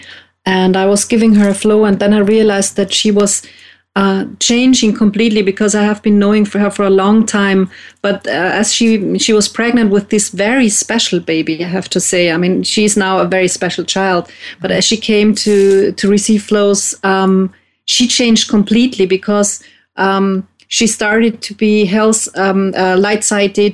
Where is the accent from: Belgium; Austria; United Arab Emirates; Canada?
Austria; Vienna; I'm as well from Austria, from Vienna